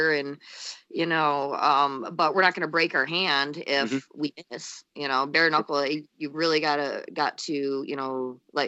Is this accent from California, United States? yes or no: no; Holly, Michigan, United States; now in Northern Michigan, United States; I'm originally from the Flint area, you know? Okay. Yeah, a little bit south of Flint, in a little town called Holly